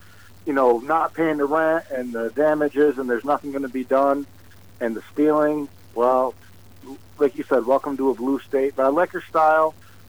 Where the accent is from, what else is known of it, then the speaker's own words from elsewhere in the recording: Watertown, New York, United States; I'm from Watertown.